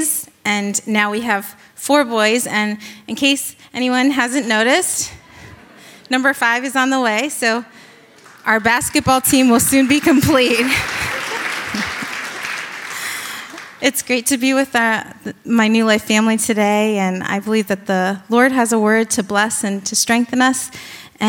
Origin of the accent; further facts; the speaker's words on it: Virginia Beach, Virginia, United States; now in New York, United States; I'm originally from Virginia Beach